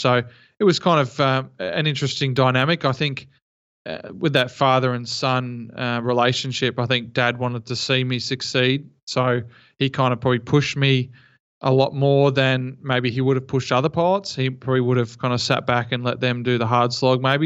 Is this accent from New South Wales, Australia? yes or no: no; Geelong, Victoria, Australia; I'm from Geelong, uh, Victoria